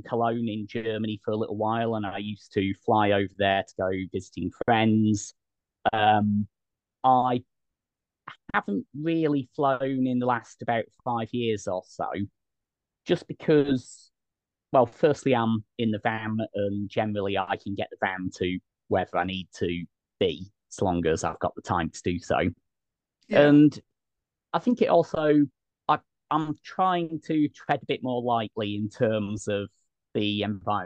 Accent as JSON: {"language": "English", "country": "United Kingdom", "moved": "yes", "lives_now": "Albania", "said": "as a Brit"}